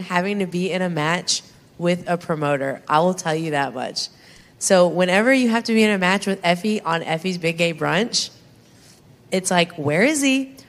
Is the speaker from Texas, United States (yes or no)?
yes; Texas, United States; I'm from Texas